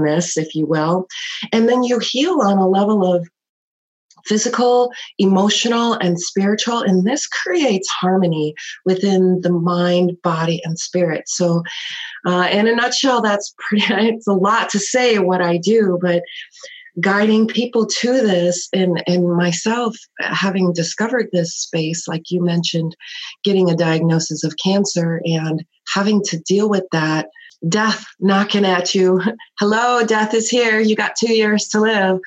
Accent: Chicago, Illinois, United States; I grew up in Chicago

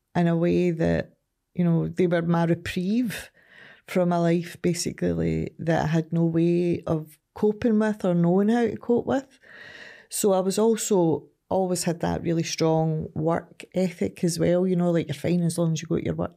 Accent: Ardrossan, Scotland, United Kingdom; also born or lived in Glasgow / Saltcoats; originally I'm from Ardrossan.

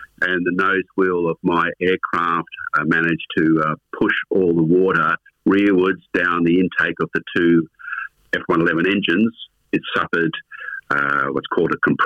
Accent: Melbourne, Victoria, Australia; I was born in Melbourne and had a family of a law background

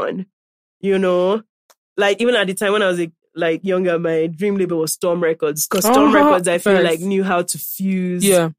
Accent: Nigeria; accent: Nigerian

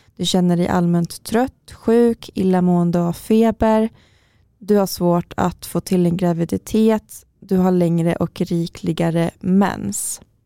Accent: Karlstad, Värmland, Sweden; now in Stockholm, Sweden; när jag flyttade hit till Stockholm först och, och fortfarande hade kvar viss vård i Karlstad, där jag kommer ifrån

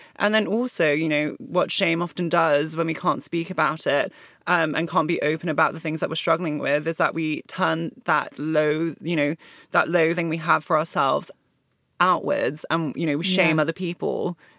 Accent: Hong Kong; moved away as an adult; also born or lived in Malaysia; now in United Kingdom; because I didn't grow up in the UK, I grew up in Hong Kong and Malaysia, and so my diet of television was, like, more American reality TV.

